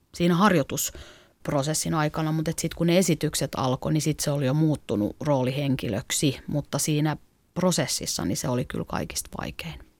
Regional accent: Klaukkala, Uusimaa, Finland; moved away as an adult; also born or lived in Helsinki; mä oon kasvanut maalla Klaukkalassa

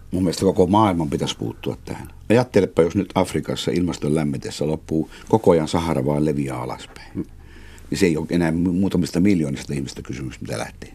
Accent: Oulu, North Ostrobothnia, Finland; now in Tampere, Finland; käynyt koulu-, Oulussa

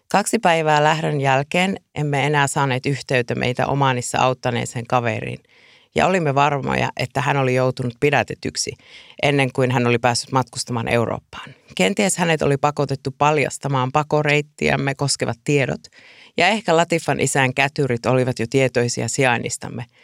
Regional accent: Iisalmi, North Savo, Finland; ja olen tänään Radio Suomen kutsuvieraana. Olen kotoisin Iisalmesta ja matkustaminen on kuulunut elämäni aina.

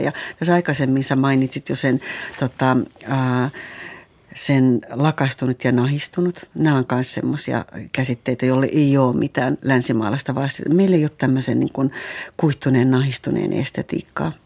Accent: Eastern Finland, Finland; mä tuun Itä-Suomesta

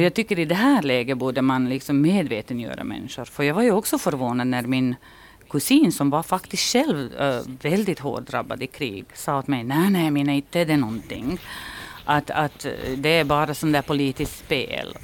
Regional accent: Kozarac, Republika Srpska, Bosnia & Herzegovina; now in Finland; min hemstad ligger mitt i Republika Srpska. Och vi var ju en litet ställe som hette Kozarec

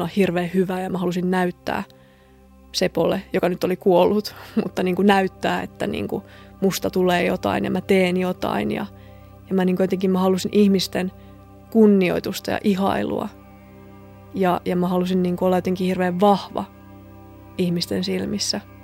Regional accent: a small town in southern Finland, Finland; mä oon kotoisin eteläsuomalaisesta pikkukaupungista

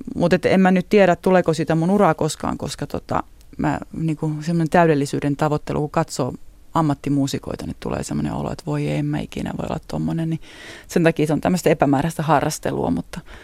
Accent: Utti, Kymenlaakso, Finland; moved away as an adult; also born or lived in Sarajevo, Bosnia and Herzegovina; now in Bosnia and Herzegovina; mä oon Utista tosiaan kotosin

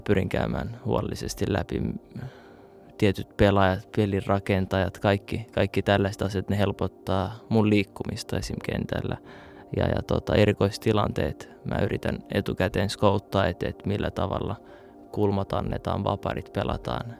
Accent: Finland; also born or lived in Saudi Arabia / Kuopio / Turku / Iraq (roots); now in Helsinki, Finland; mä olin kymmenen, kun muutettiin Turkuun sit taas

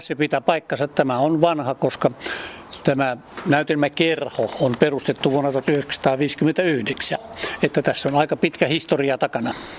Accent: Mikkeli area, South Savo, Finland; moved away as an adult; also born or lived in Kouvola / Lappeenranta; now in Mäntyharju, Finland; mä olen silloin aikanaan Mikkelin seudulta mä olen lähtöisin

